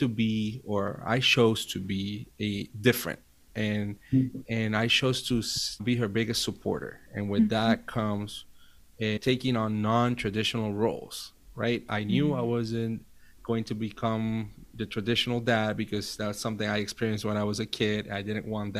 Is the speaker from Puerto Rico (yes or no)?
yes; Puerto Rico; moved away as an adult; now in Virginia, United States; I was born and raised in Puerto Rico. Now I live in the U.S. 10 years ago